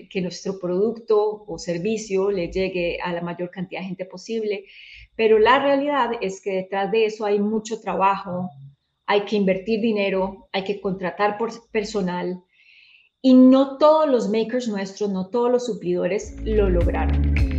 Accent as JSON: {"language": "Spanish", "country": "Costa Rica", "said": "soy de Costa Rica"}